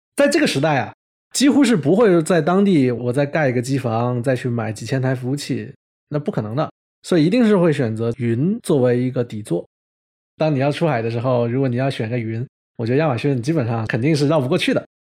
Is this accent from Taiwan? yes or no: no; China; 咱们都是中国人